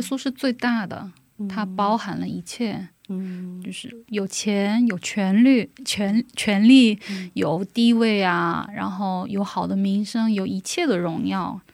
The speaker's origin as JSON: {"language": "Chinese", "country": "China", "also_born_or_lived": "South Korea", "moved": "as an adult", "said": "我是中国人"}